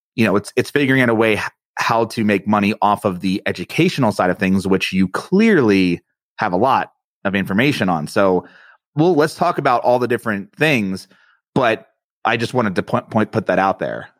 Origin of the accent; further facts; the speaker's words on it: East Coast, United States; I'm from the East Coast and I'm Italian